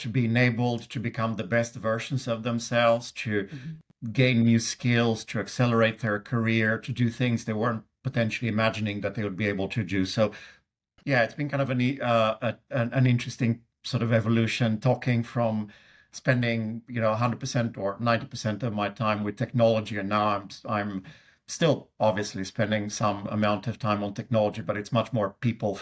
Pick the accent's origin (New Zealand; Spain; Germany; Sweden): Sweden; accent: Swedish; English is a second language; also born or lived in United Kingdom; now in Seattle, United States; But I grew up in Sweden, hence my accent. Spent about 10 years of my life in UK as well.